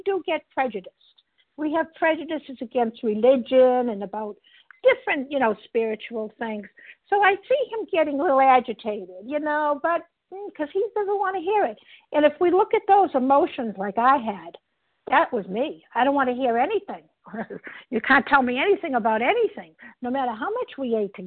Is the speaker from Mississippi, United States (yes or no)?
no; Boston, Massachusetts, United States; I'm from Boston, Massachusetts